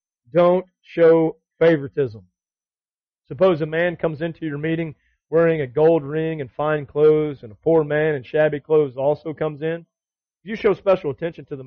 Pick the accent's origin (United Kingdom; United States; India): United States; the South; we grew up in the South